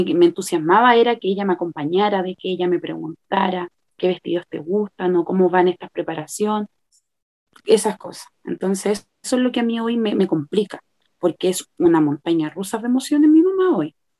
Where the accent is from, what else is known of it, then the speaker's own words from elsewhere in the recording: Santiago, Santiago Metropolitan Region, Chile; soy de Chile, de Santiago de Chile